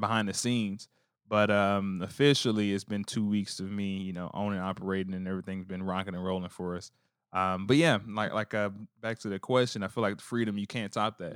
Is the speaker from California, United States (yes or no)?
no; New Orleans, Louisiana, United States; moved away; me growing up as a, in New Orleans